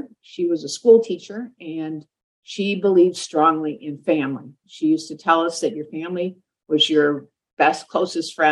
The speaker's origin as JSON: {"language": "English", "town": "Detroit", "region": "Michigan", "country": "United States", "tie": "born or raised there", "also_born_or_lived": "Minnesota / San Francisco", "moved": "as an adult", "said": "I grew up in Detroit, Michigan."}